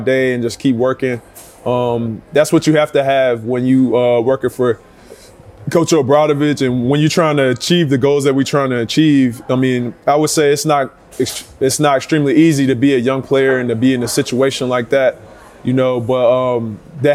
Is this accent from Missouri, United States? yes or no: no; Texas, United States; accent: Southern; I'm from Texas, so I'm from the South. I got Southern, everything about South.